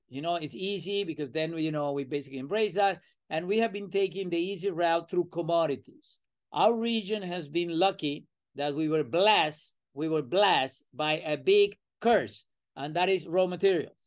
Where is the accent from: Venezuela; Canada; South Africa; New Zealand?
Venezuela; accent: Latin American; moved away as an adult; now in United States; I'm originally from Venezuela